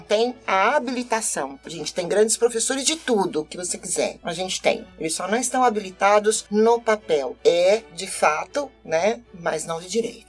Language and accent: Portuguese; Brazil